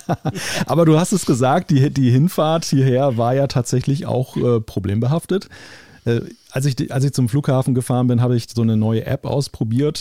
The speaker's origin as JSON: {"language": "German", "town": "Wilhelmshaven", "region": "Lower Saxony", "country": "Germany", "tie": "born or raised there", "said": "gen Norden hier in meine Heimatstadt"}